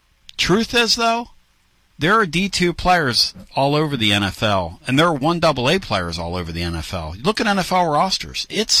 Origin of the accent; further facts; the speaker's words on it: Pennsylvania, United States; moved away; Well, and the truth is, I'm from Pennsylvania